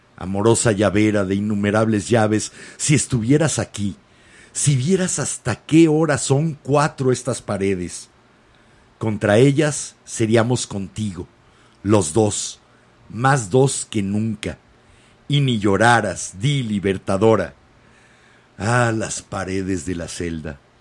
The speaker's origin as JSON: {"language": "Spanish", "country": "Mexico", "said": "nos une a todos los mexicanos"}